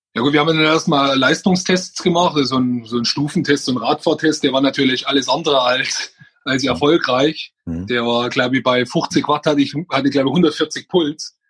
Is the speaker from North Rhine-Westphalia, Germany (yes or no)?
no; Freising, Bavaria, Germany; komme ich aus Oberbayern, aus Freising genau zu sein